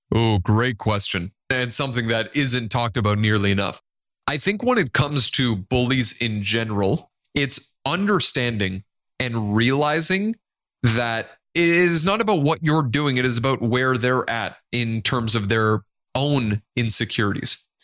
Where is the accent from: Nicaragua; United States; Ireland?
Nicaragua; first language Spanish; English is a second language; I love every part of being Hispanic and being from Nicaragua